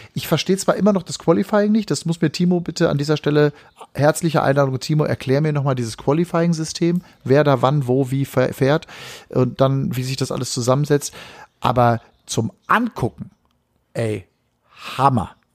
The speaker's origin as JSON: {"language": "German", "town": "Hagen", "region": "North Rhine-Westphalia", "country": "Germany", "tie": "born or raised there", "said": "ich komme aus Hagendahl, dann bist du quasi in meiner Heimat gewesen."}